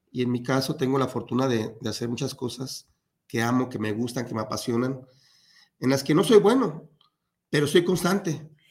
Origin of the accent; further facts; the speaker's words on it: Mexico City, Mexico; born there; now in Guadalajara, Mexico; Eh, no, yo nací en la Ciudad de México.